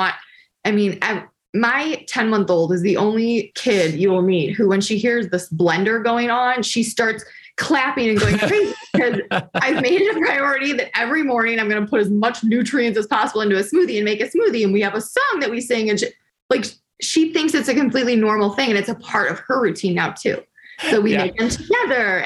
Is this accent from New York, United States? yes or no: no; Detroit, Michigan, United States; I'm from Detroit.